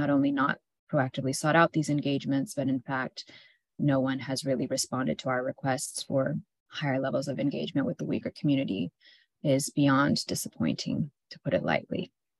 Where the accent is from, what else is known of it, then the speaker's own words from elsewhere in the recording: United States; I, as an American